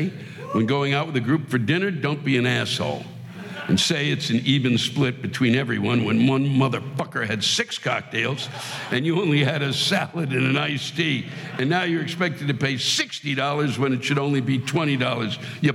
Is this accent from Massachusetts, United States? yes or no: no; Hampton Roads, Virginia, United States; I come from Hampton Roads, Virginia, and I'll tell you, they renamed this area Hampton Roads, just so you know. It's really Norfolk, Virginia, and a couple of other small spots